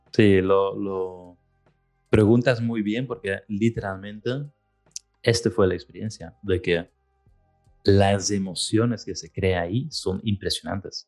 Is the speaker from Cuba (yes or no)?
no; Belgium; moved away; yo soy del norte, soy de Bélgica